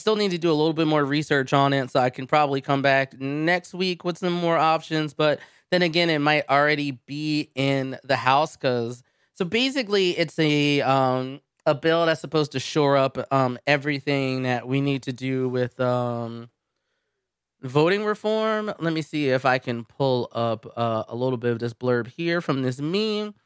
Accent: Philadelphia, Pennsylvania, United States; moved away; I come from Philadelphia

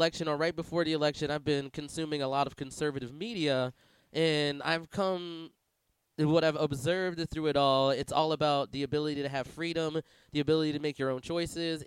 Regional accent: Pennsylvania, United States; I'm from Pennsylvania

